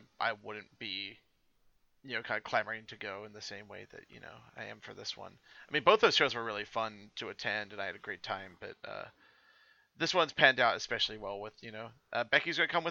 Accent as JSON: {"language": "English", "country": "New Zealand", "moved": "yes", "said": "I'm from New Zealand originally"}